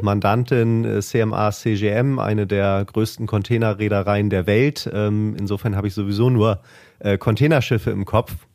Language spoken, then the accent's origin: German; Hamburg, Germany; als Hamburger natürlich sowieso ähm, der Hafen äh, direkt äh, vor der Haustür